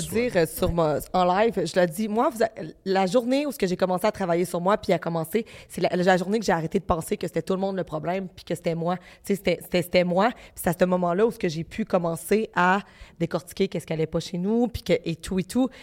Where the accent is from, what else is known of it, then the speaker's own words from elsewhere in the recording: Baie-Comeau, Quebec, Canada; je viens de Bécomo, c'est à Côte-Nord, c'est une petite ville